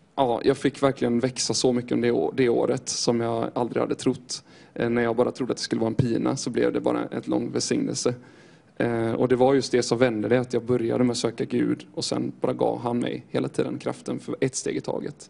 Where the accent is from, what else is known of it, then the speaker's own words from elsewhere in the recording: Styrsö, Västra Götaland, Sweden; jag kommer ifrån Göteborgs skärgård här utifrån, på Styrsö